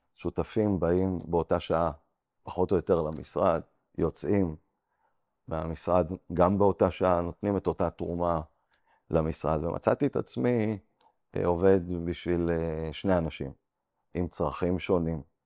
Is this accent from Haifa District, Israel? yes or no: no; Ramat HaSharon, Tel Aviv District, Israel; also born or lived in Antwerp, Belgium; גדלתי ברמת השרון. אה, מגיל 14 עד גיל 18, עד גיל צבא, גרתי באנטוורפן, בלגיה, ואז אה, חזרתי לארץ